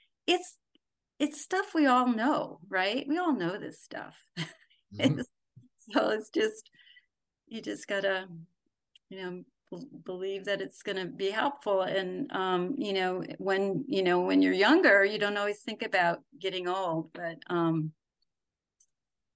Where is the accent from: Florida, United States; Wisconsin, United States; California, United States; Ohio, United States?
Wisconsin, United States; moved away; I'm a girl from Wisconsin.